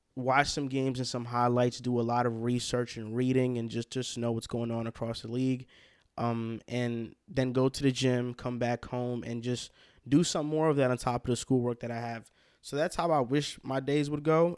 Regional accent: Hackensack, New Jersey, United States; accent: New Yorkish; we would all claim Hackensack, New Jersey as their hometown

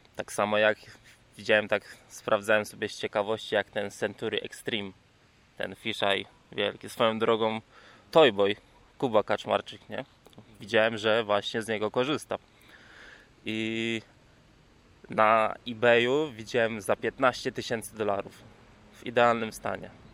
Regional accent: Toruń, Kuyavian-Pomeranian Voivodeship, Poland; u nas w Toruniu

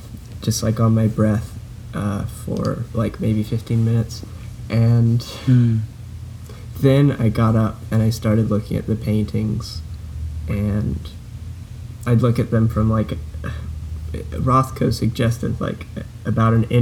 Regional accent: Houston, Texas, United States; now in Louisiana, United States; where I grew up in Houston, downtown

